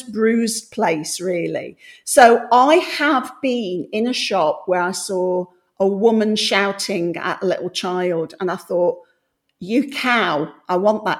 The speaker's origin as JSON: {"language": "English", "town": "Coalville", "region": "Midlands", "country": "United Kingdom", "tie": "born or raised there", "moved": "yes", "lives_now": "London, United Kingdom", "said": "I grew up in the Midlands"}